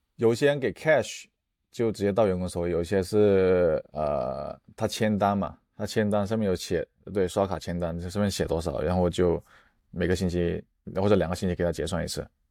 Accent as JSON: {"language": "Chinese", "town": "Yunfu", "region": "Guangdong", "country": "China", "tie": "born or raised there", "also_born_or_lived": "Indiana, United States / California, United States", "moved": "yes", "lives_now": "Vancouver, Canada", "said": "我们家族就是有这种做生意的这， 广东人嘛，就是做生意这种， 这种传统"}